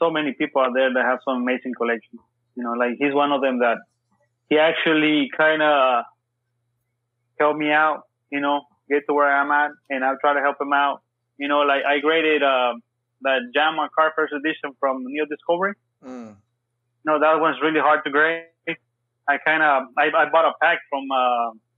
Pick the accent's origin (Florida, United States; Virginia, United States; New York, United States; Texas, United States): Texas, United States; I'm from Texas